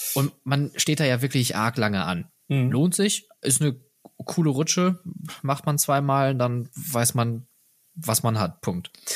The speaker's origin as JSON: {"language": "German", "country": "Germany", "said": "als Deutscher"}